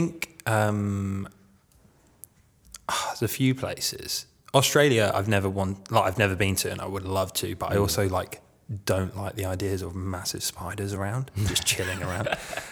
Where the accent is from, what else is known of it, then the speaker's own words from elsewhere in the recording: London, United Kingdom; also born or lived in East of England; I'm an officer's kid, so I grew up all over. Yeah. Mainly in the south, the east of England, oh, okay. I guess. Yeah, mainly. London, is probably the place I stayed the longest.